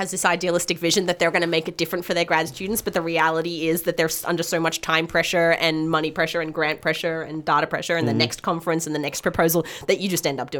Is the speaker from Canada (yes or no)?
no; Australia; now in Los Angeles, United States; But I'm an Aussie astronomer.